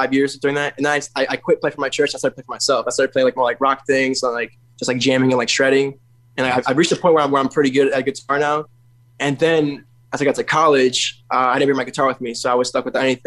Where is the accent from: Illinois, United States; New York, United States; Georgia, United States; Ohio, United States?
Illinois, United States; Chicago; now in Broward County, Florida, United States; I was born in Chicago. I'm based out of Broward County, Florida now, South Florida.